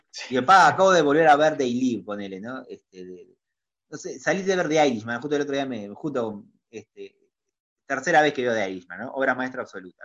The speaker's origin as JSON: {"language": "Spanish", "country": "Uruguay", "said": "Soy reconocido en mi país"}